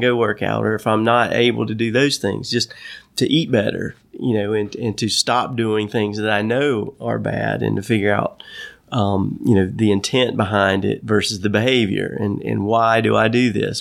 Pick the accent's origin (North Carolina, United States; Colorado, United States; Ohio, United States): North Carolina, United States; my life growing up in North Carolina